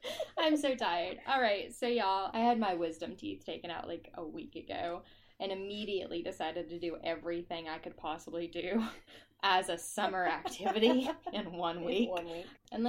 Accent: West Virginia, United States; we are from West by God, Virginia, so we are hometown girls.

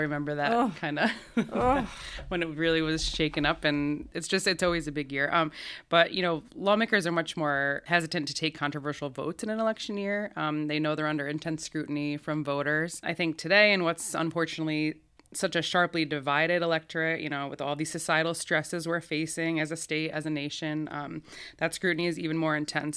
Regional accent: Albany, New York, United States; I'm from Albany. I grew up. I grew up here. Grew up going to Catholic school here

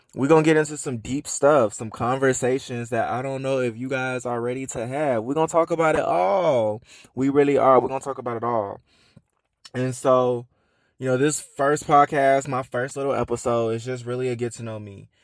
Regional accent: Atlanta, Georgia, United States; I am from Atlanta, born and raised.

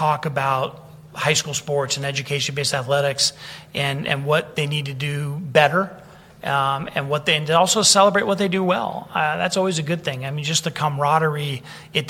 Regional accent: San Francisco, California, United States; I grew up in San Francisco

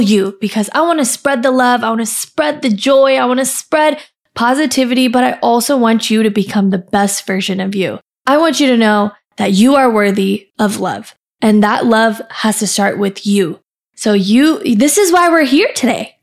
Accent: California, United States; moved away as an adult; also born or lived in India; now in Austin, United States; I grew up in California and lived there for about twenty-five years

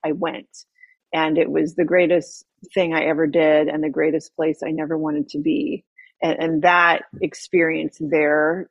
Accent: San Diego, California, United States; moved away as an adult; I grew up here in San Diego, and then I moved away for 15, 18 years

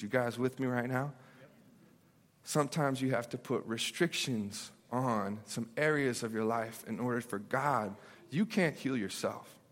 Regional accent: Memphis, Tennessee, United States; I grew up in Memphis, Tennessee

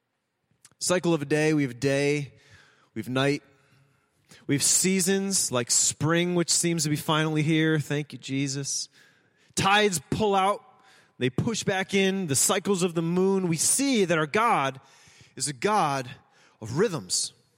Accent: United States; we are Americans

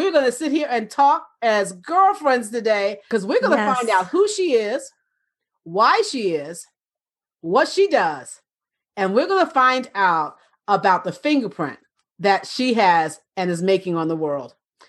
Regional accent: New York, United States; You know, I'm originally from New York.

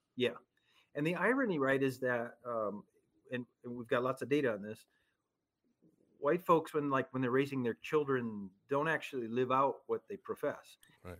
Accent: central Minnesota, United States; also born or lived in Chicago, Illinois; although I was born in Chicago, we quickly moved out of Chicago and lived in a small town in central Minnesota

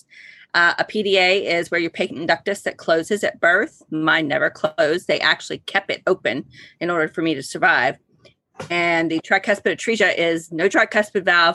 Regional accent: Ohio, United States; I grew up in Ohio

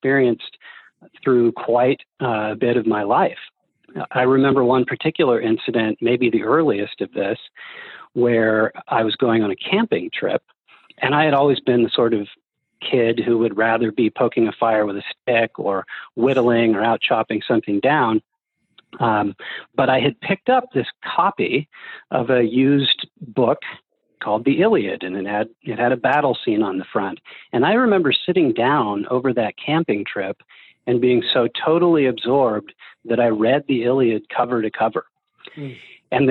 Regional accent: Oregon, United States; I grew up the son of a machinist and a homemaker in a small rural town in Oregon

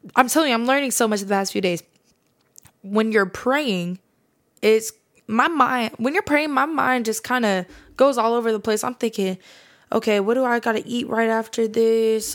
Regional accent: Fresno area, California, United States; I'm actually not from Fresno. I live on the outskirts of it, but I'm gonna say I'm from Fresno as a general, as a generalization

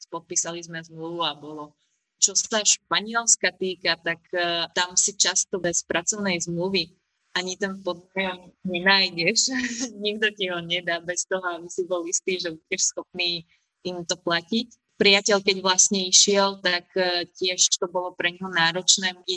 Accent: Slovakia; ale ja osobne ich nemám rada, neviem, či som zo Slovenska v tomto

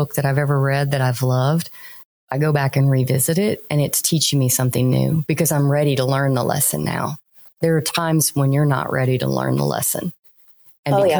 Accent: Louisiana, United States; moved away; also born or lived in Florida / Texas; I was born in Florida, raised in Louisiana. I've lived the longest in Texas

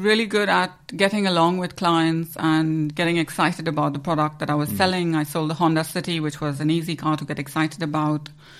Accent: Goa, India; moved away as an adult; also born or lived in Mumbai, India / Leeds, United Kingdom / Bournemouth, United Kingdom / Southampton, United Kingdom; now in United Kingdom; I'm originally from Goa, yeah, in India, but I moved to Mumbai after graduation. So when I was 20, I moved to Mumbai.

